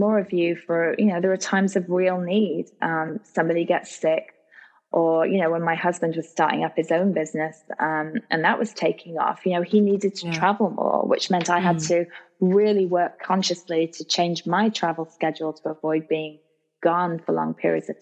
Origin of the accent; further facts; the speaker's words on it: United States; as an American